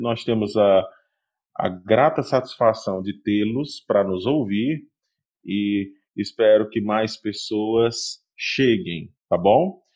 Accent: Várzea Alegre, Ceará, Brazil; moved away as an adult; also born or lived in Bahia; retornei para minha cidade natal

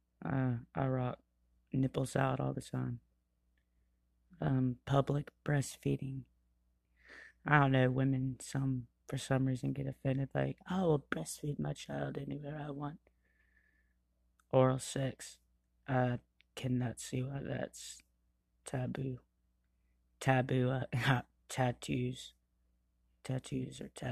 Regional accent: Georgia, United States; I'm from Georgia

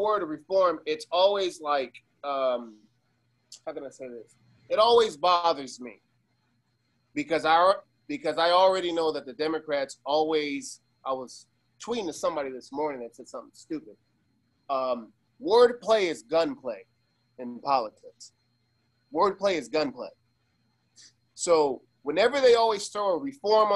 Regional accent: Las Vegas, Nevada, United States; I'm from Vegas. I was raised in Vegas. My family's from Cuba

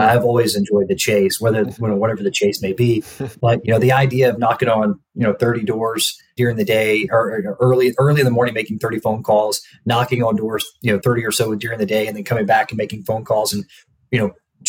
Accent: Alabama, United States; moved away as an adult; also born or lived in Nashville, Tennessee; now in Indianapolis, United States; I grew up in Alabama

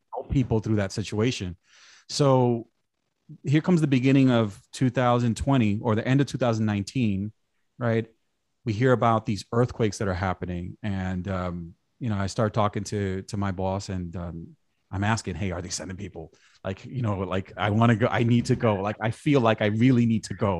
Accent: New York City, New York, United States; I grew up in New York, like I said, went to high school in Brooklyn

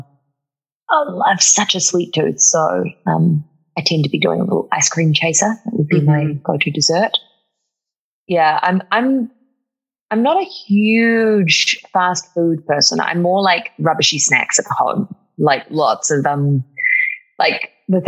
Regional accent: New Zealand; moved away; In New Zealand, there's a lot of that too. Every sentence sounds like a question, where it doesn't matter if we're asking something or not. Yes. That's a big speech pattern that gives me away in my accent sometimes

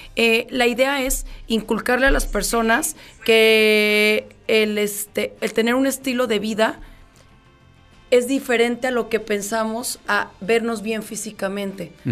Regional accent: León, Guanajuato, Mexico; soy de León

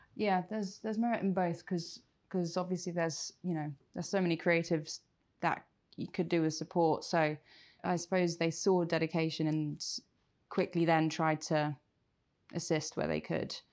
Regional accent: Reading, South East England, United Kingdom; moved away as an adult; also born or lived in London; I grew up in Reading and wanted to work in theatre from a very young age.

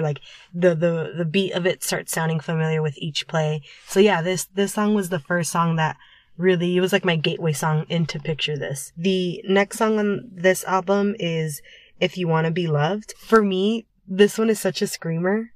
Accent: United States; we're two fans from America

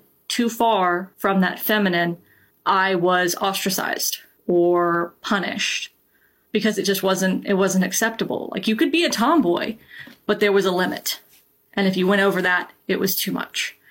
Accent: Georgia, United States; I grew up in the Deep South. I am originally from Georgia

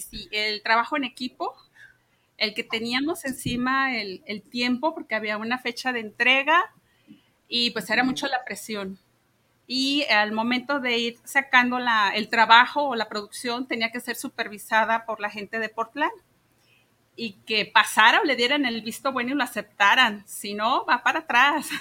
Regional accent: Guadalajara, Jalisco, Mexico; nací aquí en Guadalajara, soy tapatía

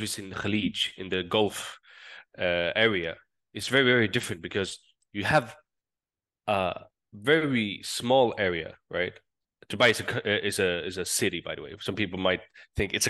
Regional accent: southern Sweden, Sweden; accent: southern Swedish; first language Swedish Sign Language; English is a second language; I'm from Sweden.

